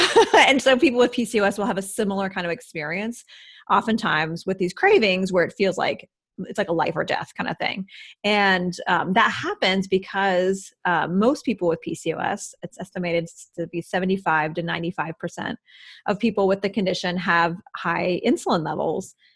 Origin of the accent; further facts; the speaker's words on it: Midwest, United States; moved away; I grew up in the Midwest